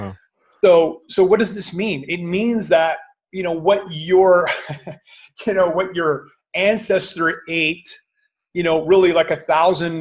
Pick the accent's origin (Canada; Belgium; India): Canada; I'm Canadian